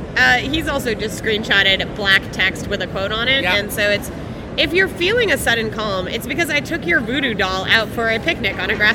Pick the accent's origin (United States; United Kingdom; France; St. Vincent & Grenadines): United States; California; we're both from California